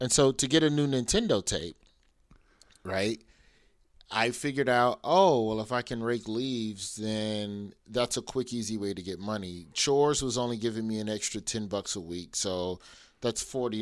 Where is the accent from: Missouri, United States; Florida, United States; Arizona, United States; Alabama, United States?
Alabama, United States; Birmingham; I am from Birmingham, Alabama.